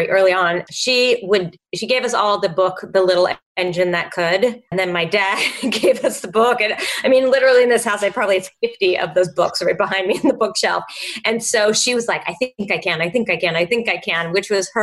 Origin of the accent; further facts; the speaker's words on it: Los Angeles, California, United States; moved away; also born or lived in New York; I'm from Los Angeles.